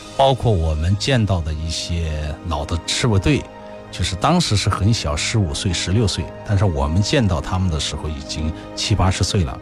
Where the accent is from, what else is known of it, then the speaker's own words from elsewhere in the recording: Hubei, China; 我是来自湖北的